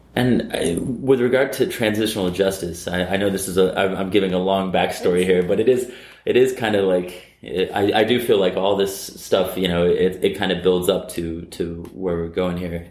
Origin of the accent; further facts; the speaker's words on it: United States; I'm American.